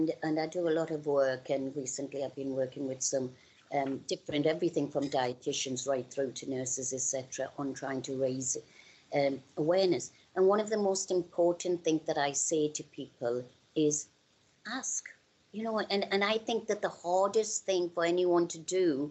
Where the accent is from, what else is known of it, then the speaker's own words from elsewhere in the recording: Newcastle upon Tyne, North East England, United Kingdom; also born or lived in India; I'm from Newcastle.